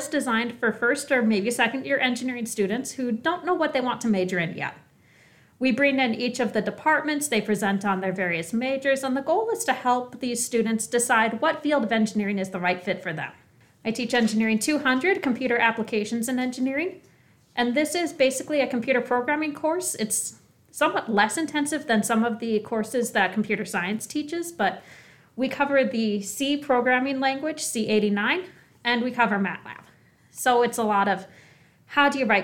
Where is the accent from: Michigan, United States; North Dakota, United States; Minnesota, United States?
North Dakota, United States; North Dakota. I grew up in North Dakota.